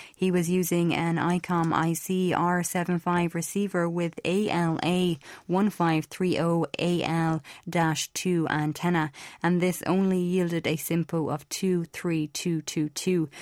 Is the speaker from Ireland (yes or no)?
yes; Ireland; I'm from Ireland.